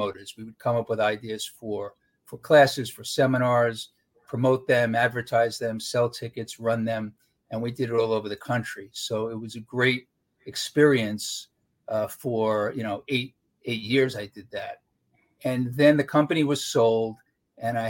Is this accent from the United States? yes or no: yes; New York City, New York, United States; I grew up in Brooklyn